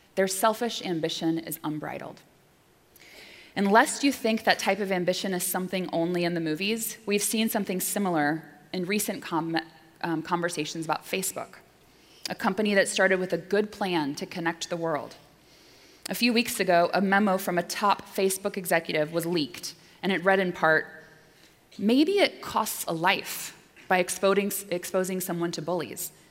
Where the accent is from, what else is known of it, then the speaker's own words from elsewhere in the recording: Pensacola, Florida, United States; also born or lived in Mattoon, Illinois / Washington, District of Columbia, United States / New York; now in Boston, United States; they raised me in Pensacola, Florida, I was born in Mattoon, Illinois